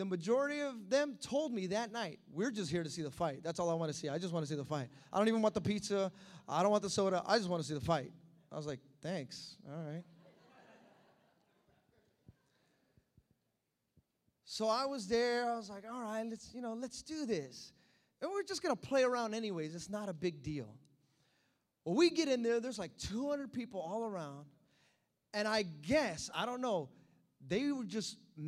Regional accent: United States; I'm American

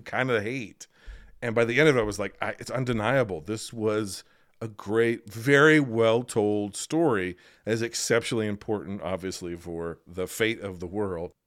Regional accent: United States

